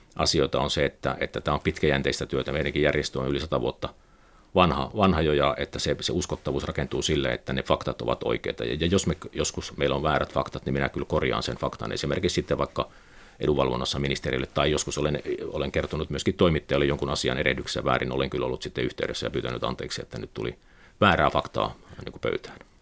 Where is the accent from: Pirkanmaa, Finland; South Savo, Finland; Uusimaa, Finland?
South Savo, Finland; Pieksämäki; moved away; olin Pieksämäkeläinen aina. aina. Et se oli pieni vireä kaupunki 70-80-luvulla, kun asuin siellä ja, ja se, siellä oli, oli hyvä, hyvä, hyvä lapsuus, hyvä nuoruus